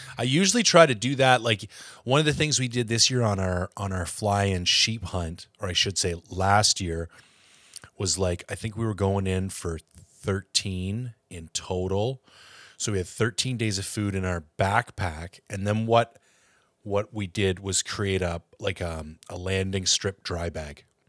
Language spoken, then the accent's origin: English; Ontario, Canada; now in British Columbia, Canada; I'm from Ontario